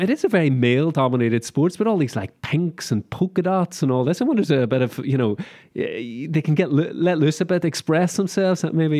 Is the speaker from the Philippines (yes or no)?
no; Molins de Rei, Catalonia, Spain; Actually, that one's passing through Molins de Rei, so my hometown